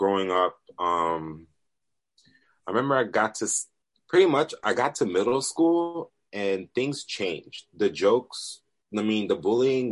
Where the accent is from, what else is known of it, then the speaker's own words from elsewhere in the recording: Honduras; we're Latinos, so by the way, I'm from Honduras, we're all Central American here